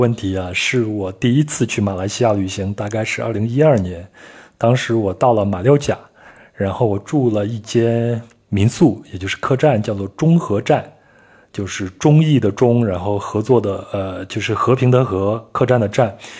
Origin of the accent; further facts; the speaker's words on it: Henan, China; 我说我来自于河南